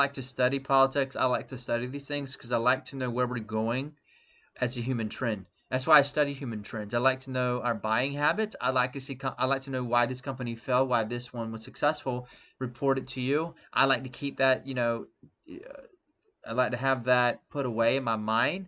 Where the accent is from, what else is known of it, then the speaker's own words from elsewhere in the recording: Statesboro, Georgia, United States; Zaxby's, was created in my hometown